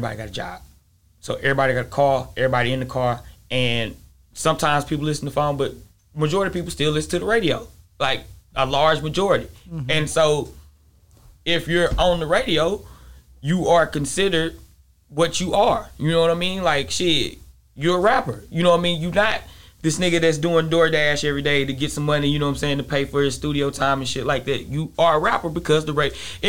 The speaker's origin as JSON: {"language": "English", "town": "Atlanta", "region": "Texas", "country": "United States", "said": "So it's no different for me than me being from Atlanta. I'm still from East Texas."}